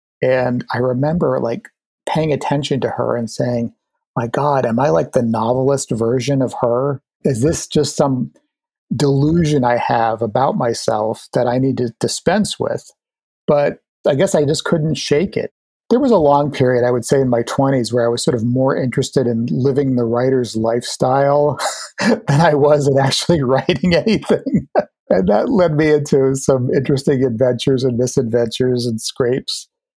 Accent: Maine, United States; moved away as an adult; I came from Maine and that I would eventually return to Maine. You know, I think it was stamped all over me.

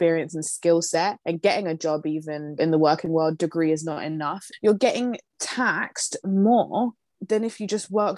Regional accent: London, United Kingdom; we're from London, so we will never be able to buy a house in London

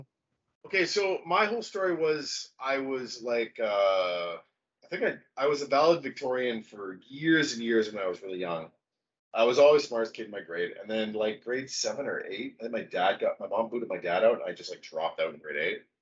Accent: Vancouver, British Columbia, Canada; also born or lived in Detroit; I'm from Vancouver.

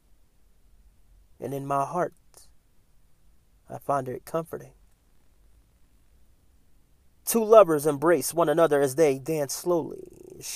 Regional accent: Philadelphia, Pennsylvania, United States; moved away; Philadelphia is my hometown.

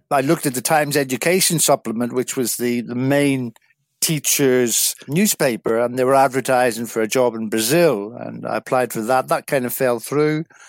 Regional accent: South Derry, Northern Ireland, United Kingdom; moved away as an adult; also born or lived in England; I'm originally from Northern Ireland, a small village in South Derry, and I spent my first eighteen years living in a small village

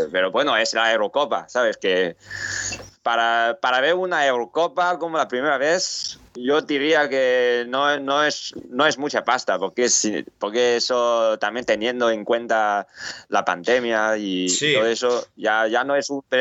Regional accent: Spain; yo siempre soy de, soy de España

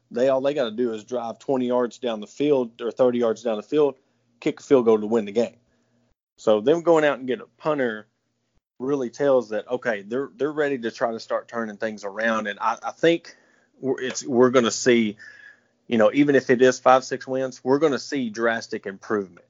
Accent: South Carolina, United States; I'm being from South Carolina

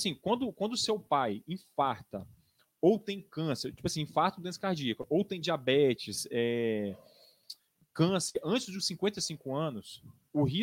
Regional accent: Marechal Floriano, Espírito Santo, Brazil; eu sou de Marechal Floriano, né? E trabalho aqui em Campinas já tem mais de 10 anos.

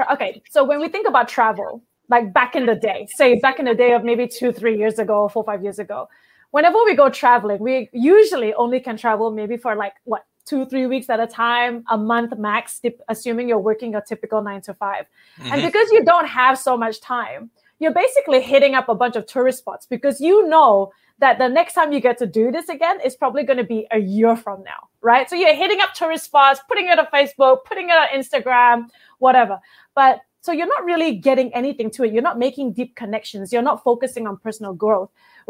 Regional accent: Malaysia; moved away as an adult; now in Australia; Malaysia and I grew up there. And I came to Australia when I was about, I don't know, like 19.

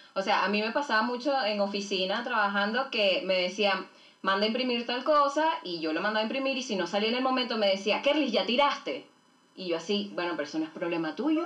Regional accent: Venezuela; now in Chile; Somos venezolanas que, que vivimos en Chile desde hace unos cuantos años

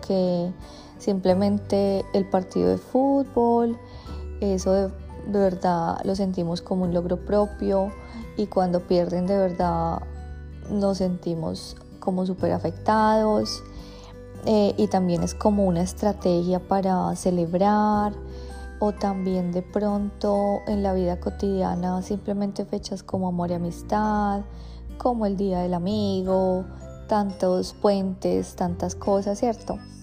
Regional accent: Colombia; now in Australia; nosotros como colombianos pues tenemos una vida como muy incierta

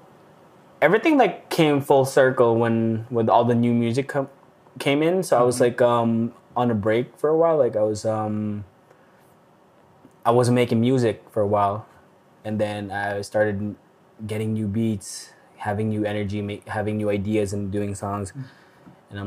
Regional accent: Baguio, Cordillera Administrative Region, Philippines; moved away as an adult; now in Calgary, Canada; And I was born and raised in the Philippines, in Baguio City, northern part of the Philippines. Moved here when I was turning 22 at the time.

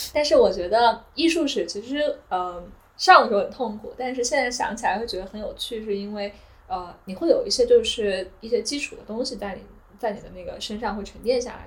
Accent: China; moved away; also born or lived in Beijing; 我其实从小我都是在城市长大的，然后包括呃念大学的时候在北京这样的环境，就其实我其实小时候对乡村是没有概念的，可能在国内觉得乡村就是那种就是呃农村

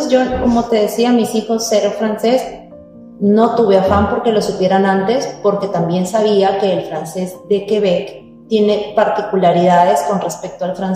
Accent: Peru; moved away as an adult; now in Montreal, Canada

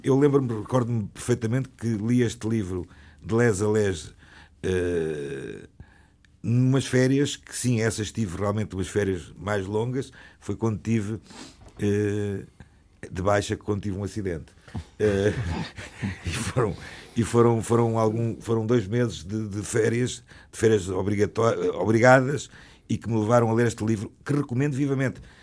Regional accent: Portugal; nós, como portugueses

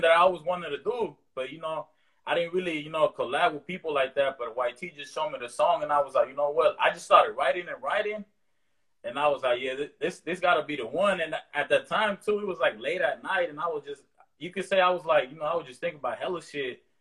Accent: the Bay Area, California, United States; growing up in the Bay

